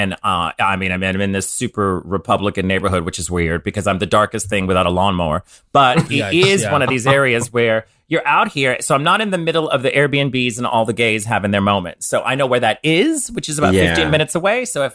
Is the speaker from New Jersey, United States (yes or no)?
no; New Orleans, Louisiana, United States; moved away; I come from originally from New Orleans